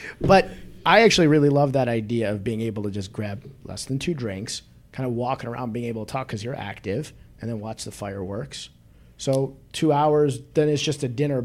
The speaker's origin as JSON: {"language": "English", "town": "Northbrook", "region": "Illinois", "country": "United States", "said": "I'm from Northbrook"}